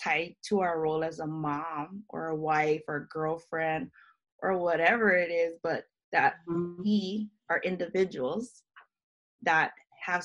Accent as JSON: {"language": "English", "area": "Kauai", "region": "Hawaii", "country": "United States", "also_born_or_lived": "Maui / Oahu", "said": "I'm from Kauai and I used to live in Maui and Oahu"}